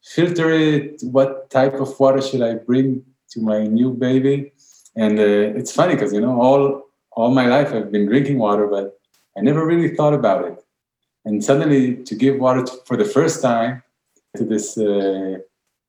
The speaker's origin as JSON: {"language": "English", "country": "Israel", "said": "we're from Israel. We live really on the seaside"}